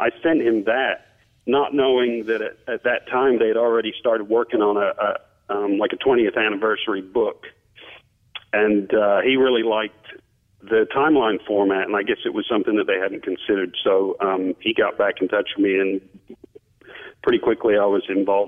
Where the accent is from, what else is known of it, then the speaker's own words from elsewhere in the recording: England, United Kingdom; moved away; I grew up in England